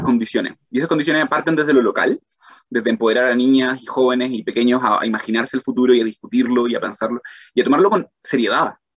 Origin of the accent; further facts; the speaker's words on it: Chile; moved away as an adult; also born or lived in Arizona; siendo chileno